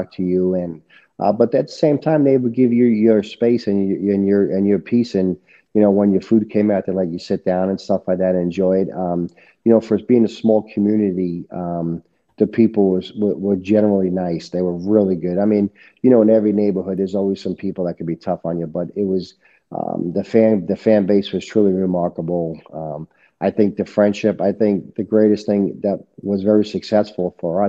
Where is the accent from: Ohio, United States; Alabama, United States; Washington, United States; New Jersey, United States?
New Jersey, United States; Hoboken; accent: New Jersey; now in Wisconsin, United States; I grew up in the Hoboken area right before the Lincoln Tunnel